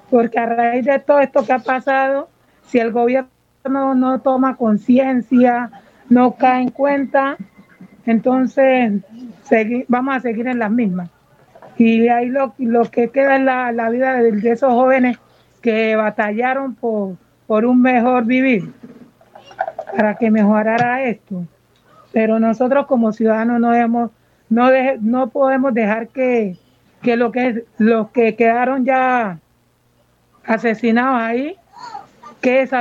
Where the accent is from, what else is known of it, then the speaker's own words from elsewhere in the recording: Buenaventura, Valle del Cauca, Colombia; desde pequeña Nací, aquí en Buenaventura, soy nacida y criada aquí en Buenaventura.